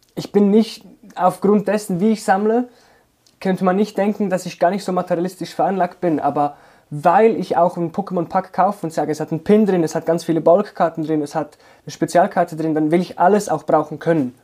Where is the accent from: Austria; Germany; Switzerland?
Switzerland; Zurich; bei uns in Zürich